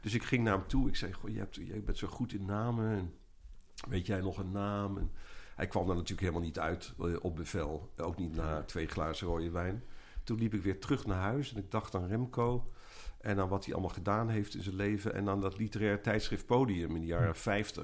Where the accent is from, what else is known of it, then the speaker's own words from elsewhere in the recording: Eindhoven, North Brabant, Netherlands; in mijn jeugd in Eindhoven